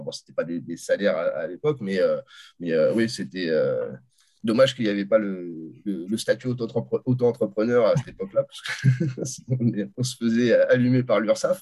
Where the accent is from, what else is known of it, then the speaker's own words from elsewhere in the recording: France; je suis français, je resterai toute ma vie en France